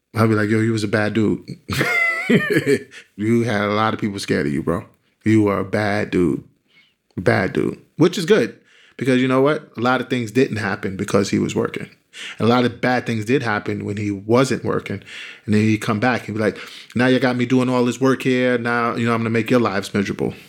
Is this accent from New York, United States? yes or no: yes; New York City, New York, United States; I grew up in Bedford Stuyvesant in Brooklyn on, uh, on Gates Avenue